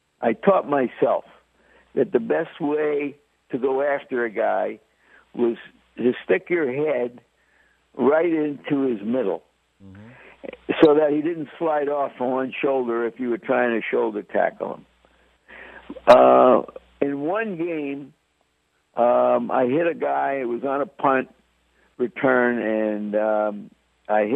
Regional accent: New York City, New York, United States; also born or lived in Bronx / Washington Heights, Manhattan / Brooklyn; I call myself a New York kid because Actually, I was born in the Bronx. I lived in Upper Manhattan, an area called Washington Heights. When I was about 10, we moved to Brooklyn and then stayed there through high school.

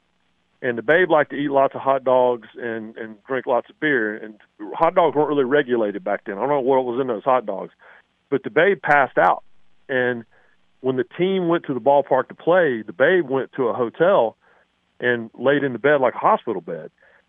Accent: North Carolina, United States; moved away as an adult; also born or lived in Knoxville, Tennessee; I grew up in North Carolina and then went to school at Tennessee

